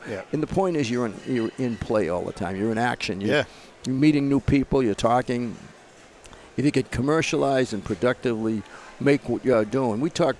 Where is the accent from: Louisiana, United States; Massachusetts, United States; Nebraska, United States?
Massachusetts, United States; Boston; I was born and brought up in Boston. I was born at St. Margaret's Hospital.